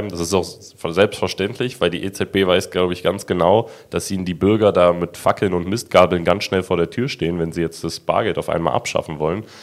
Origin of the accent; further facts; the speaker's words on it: Germany; Wir sind auch Deutsche.